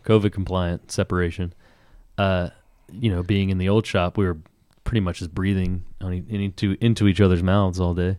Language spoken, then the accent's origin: English; Tupelo, Mississippi, United States; moved away; I grew up in Tupelo, Mississippi